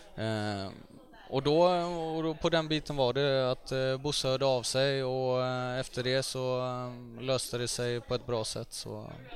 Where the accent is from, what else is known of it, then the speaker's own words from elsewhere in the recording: Gothenburg, Västra Götaland, Sweden; jag växte upp i Högsbohöjd. Det ligger eh, nära Frölunda kan man säga